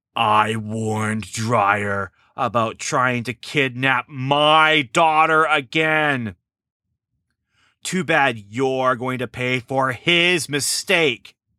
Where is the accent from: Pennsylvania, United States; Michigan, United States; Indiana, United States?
Indiana, United States; near Lafayette; very close to my hometown here